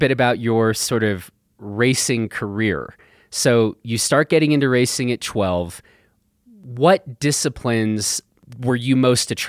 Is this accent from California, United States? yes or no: no; Vermont, United States; also born or lived in Germany; I grew up in Vermont.